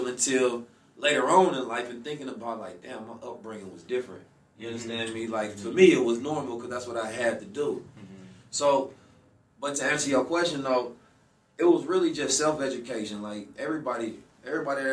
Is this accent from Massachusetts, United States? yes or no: no; Oakland, California, United States; growing up in Oakland